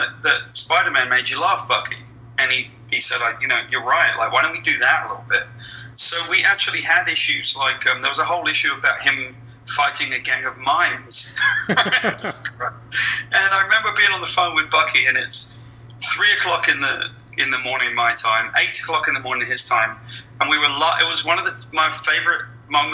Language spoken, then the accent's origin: English; West Country, South West England, United Kingdom; moved away as an adult; now in United States; I grew up in the West Country. I grew up on a farm